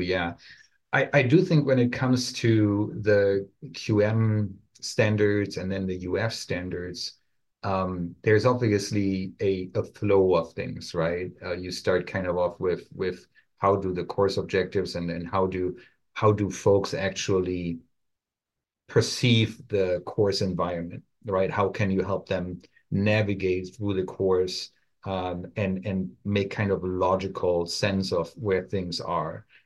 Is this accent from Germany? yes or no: yes; Germany; English is a second language; moved away as an adult; now in United States; my accent still shines through a little bit here and there. I'm originally from Germany, where I studied pharmacy before I came over to the United States